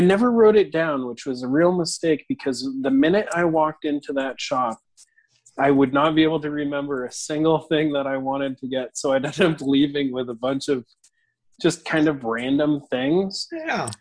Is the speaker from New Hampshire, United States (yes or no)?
yes; New Hampshire, United States; I grew up in in New Hampshire